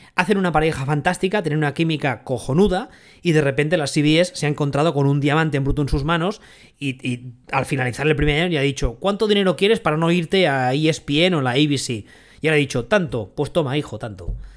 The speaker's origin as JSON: {"language": "Spanish", "town": "Barcelona", "region": "Catalonia", "country": "Spain", "said": "los que somos de aquí, de Barcelona y de, Cataluña"}